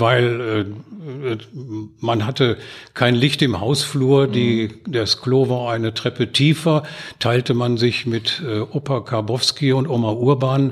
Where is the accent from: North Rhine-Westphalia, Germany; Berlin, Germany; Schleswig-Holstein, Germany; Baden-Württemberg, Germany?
North Rhine-Westphalia, Germany; Gelsenkirchen; now in Oberhausen, Germany; Ich bin in Gelsenkirchen-Erle im Schatten der Zeche Graf Bismarck groß geworden